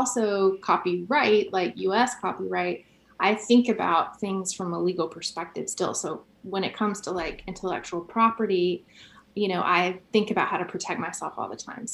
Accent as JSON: {"language": "English", "town": "Carrollton", "region": "Georgia", "country": "United States", "said": "A small town called Carrollton."}